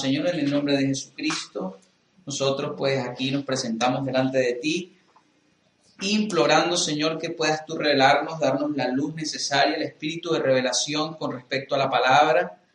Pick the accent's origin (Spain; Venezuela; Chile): Venezuela; soy venezolano